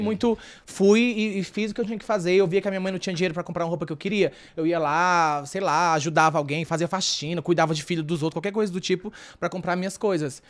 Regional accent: Fortaleza, Ceará, Brazil; moved away; eu nasci no Ceará, sou, tipo, sou nordestino, sou de Fortaleza, Ceará

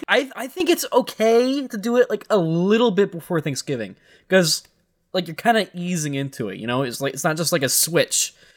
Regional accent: United States; we're American.

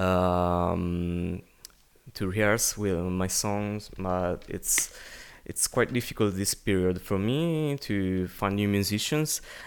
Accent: Italy; first language Italian; English is a second language; I'm, I'm Italian, so it's my native language

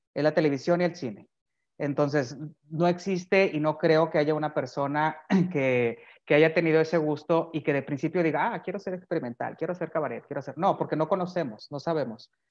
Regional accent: Monterrey, Nuevo León, Mexico; yo nací aquí en Monterrey, Nuevo León, y he vivido aquí siempre

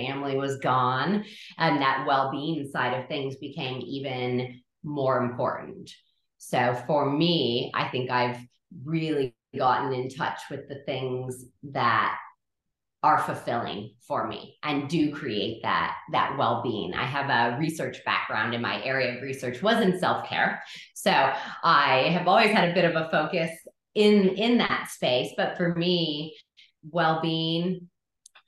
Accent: California, United States; moved away as an adult; now in Adelaide, Australia; I'm from California, and that is where I did my schooling

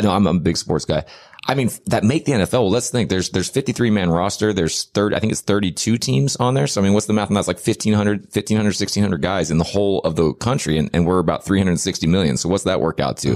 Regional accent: United States; also born or lived in Dallas, Texas; I'm American

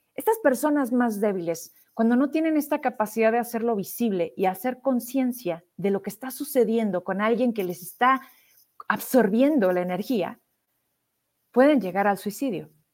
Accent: Zacatecas, Mexico; De Zacatecas

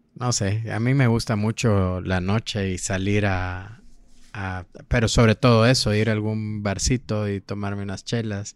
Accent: Petén, Guatemala; now in Guatemala City, Guatemala; yo vengo de Petén

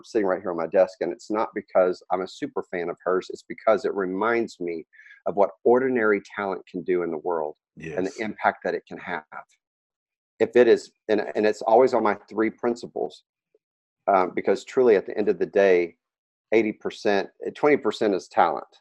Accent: Dallas, Texas, United States; moved away as an adult; I was raised in Dallas

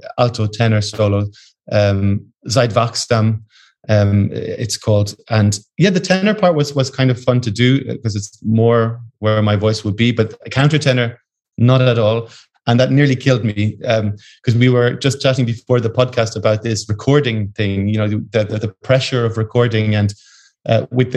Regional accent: just outside Dublin, Leinster, Ireland; moved away; I came from just outside Dublin.

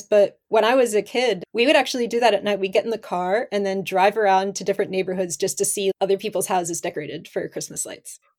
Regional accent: northern Pennsylvania, United States; moved away as an adult; now in Japan; I grew up in America, but I was in the northern Pennsylvania

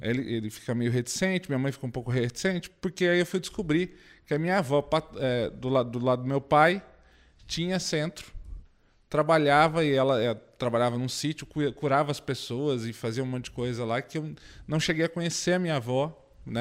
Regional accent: Indaiatuba, São Paulo, Brazil; eu sou de Indaiatuba, volto para lá

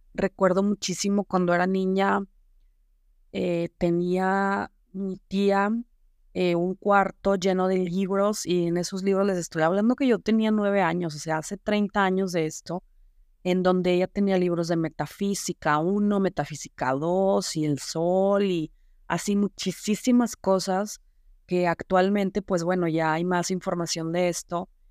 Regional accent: Saltillo, Coahuila, Mexico; also born or lived in Zamora, Michoacán; yo tenía cuatro años y a mi papá lo mandan a trabajar acá a Saltillo, Coahuila, que es donde yo resido actualmente

